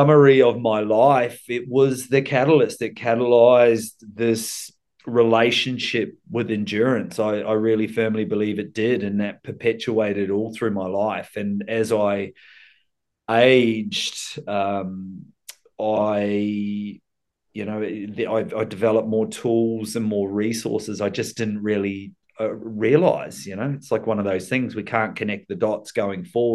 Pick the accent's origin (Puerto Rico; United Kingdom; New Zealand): New Zealand; Rotorua, Bay of Plenty; now in Sunshine Coast, Australia; I was born in Rotorua, which middle of the North Island. Those that know New Zealand, it's the region of the Bay of Plenty